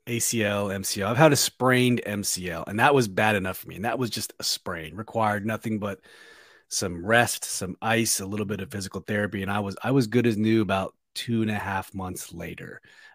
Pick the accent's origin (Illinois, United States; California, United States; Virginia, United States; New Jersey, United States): Virginia, United States; Very cool. I'm from Northern Virginia. I was stationed in Maryland and Texas, Arizona, New York, everywhere.